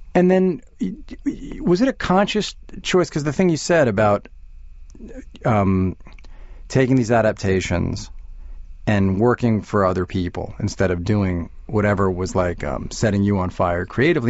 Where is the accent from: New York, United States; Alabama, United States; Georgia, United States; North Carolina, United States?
New York, United States; Long Island; now in Manhattan, United States; I grew up on Long Island